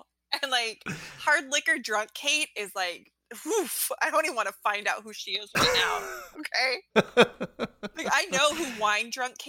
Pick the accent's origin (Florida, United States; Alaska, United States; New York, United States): Alaska, United States; I grew up in Alaska. It was dark.